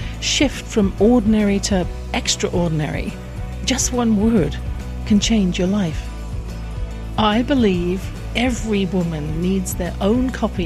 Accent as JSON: {"language": "English", "region": "England", "country": "United Kingdom", "tie": "born or raised there"}